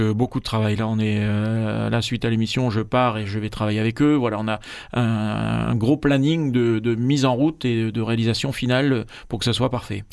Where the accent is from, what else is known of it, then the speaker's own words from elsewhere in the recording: Marseille, Provence-Alpes-Côte d'Azur, France; je suis Marseillais de Marseillais d'origine et Savoyard de cœur